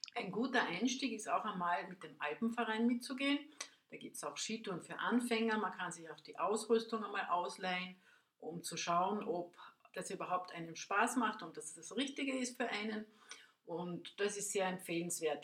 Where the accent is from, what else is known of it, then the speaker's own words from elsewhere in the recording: Spittal an der Drau, Carinthia, Austria; ich bin aus dem Raum äh, Spital an der Drau, Seeboden am Milstädter See